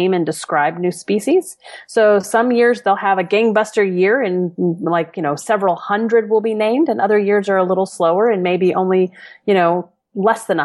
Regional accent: New Orleans, Louisiana, United States; moved away as an adult; now in Chicago, United States; I grew up in New Orleans

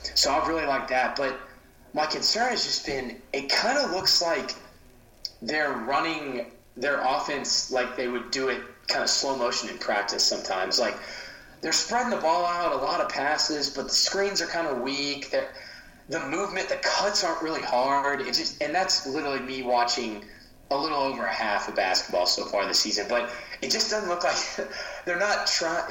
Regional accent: Baton Rouge, Louisiana, United States; growing up in Baton Rouge, LSU fan.

